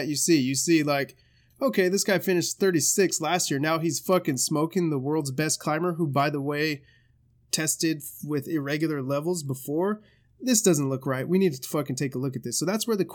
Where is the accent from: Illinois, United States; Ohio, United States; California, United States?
California, United States; Central Valley; now in Bay Area, United States; I'm from the Central Valley